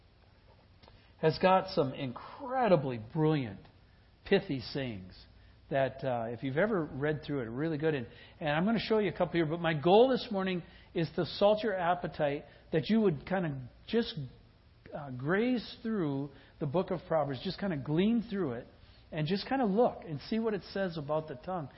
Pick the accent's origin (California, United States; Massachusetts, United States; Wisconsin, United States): Wisconsin, United States; I grew up in Wisconsin, and I grew up with the taverns and the bars